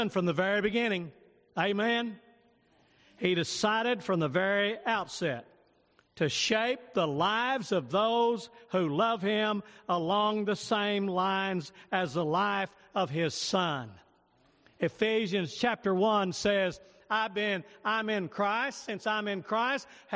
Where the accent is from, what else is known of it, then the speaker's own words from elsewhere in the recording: United States; I'm an American citizen